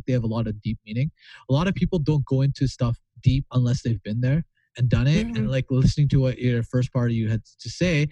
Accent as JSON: {"language": "English", "town": "Hamiota", "region": "Manitoba", "country": "Canada", "tie": "born or raised there", "also_born_or_lived": "Pakistan", "said": "I grew up in a small town of 800 people. It's called Hamiota, Manitoba, if you ever want to search it up. And it's 800 people. And I moved there when I was in grade 3."}